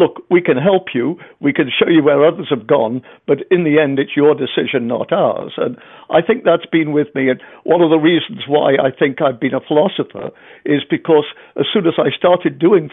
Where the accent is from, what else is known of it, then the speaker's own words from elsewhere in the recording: England, United Kingdom; I'm English